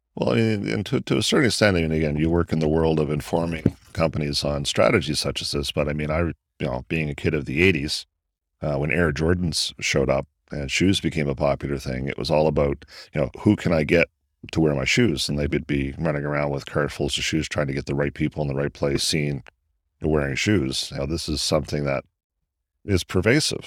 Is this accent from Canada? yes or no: yes; Canada; sitting here as a Canadian